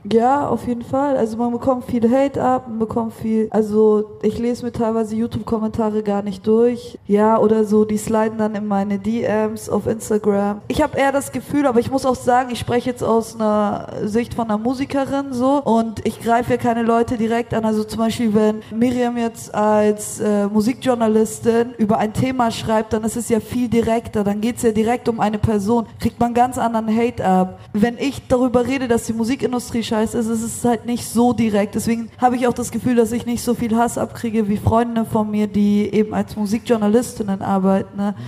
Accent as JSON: {"language": "German", "town": "Munich", "region": "Bavaria", "country": "Germany", "also_born_or_lived": "Berlin", "moved": "as an adult", "lives_now": "Vienna, Austria", "said": "komme eigentlich aus München, wohne in Wien"}